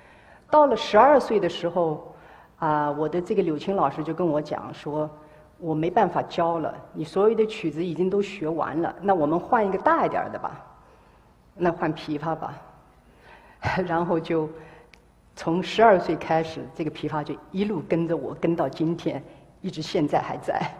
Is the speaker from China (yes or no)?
yes; Hangzhou, Zhejiang, China; 啊，我生在呢杭州，啊，一个艺术家庭，